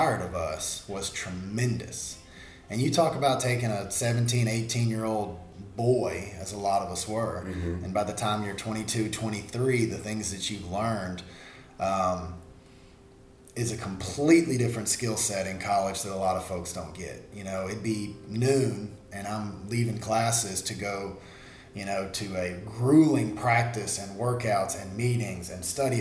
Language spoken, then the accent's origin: English; Monroe, Louisiana, United States; I'm right here in Monroe.